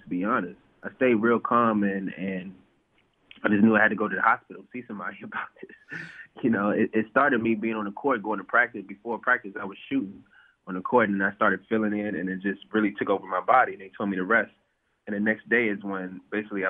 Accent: Bowie, Maryland, United States; also born or lived in Washington, D.C.; I'm from Washington, D.C., DMV area, grew up in Bowie, Maryland, went to high school in Washington, D.C.

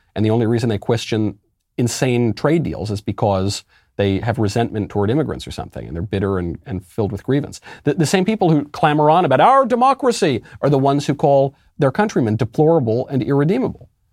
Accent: New York, United States; where I grew up in New York

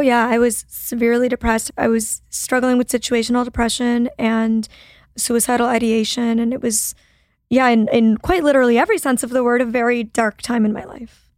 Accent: Toronto, Ontario, Canada; moved away as an adult; now in Los Angeles, United States; I'm like originally from Toronto, Canada

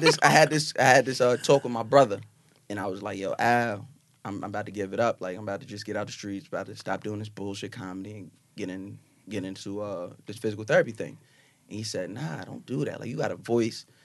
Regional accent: Long Island, New York, United States; I'm from Long Island

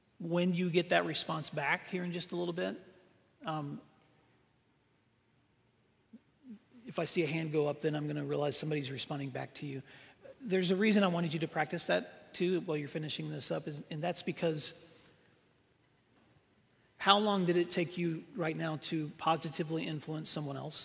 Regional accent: Northwest Tennessee, United States; I grew up in Northwest Tennessee

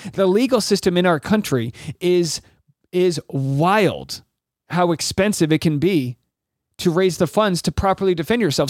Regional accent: Rhode Island, United States; I'm from New England. I'm from Rhode Island

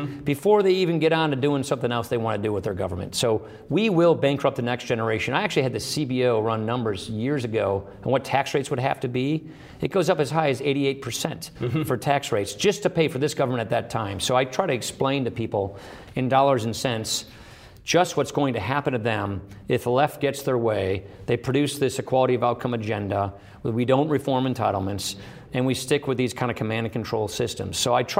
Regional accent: Wisconsin, United States; I come from Wisconsin, which is the birthplace of the Progressive Party.

